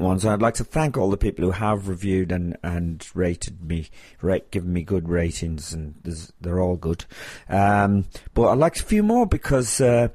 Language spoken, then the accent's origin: English; Ireland; I'm Irish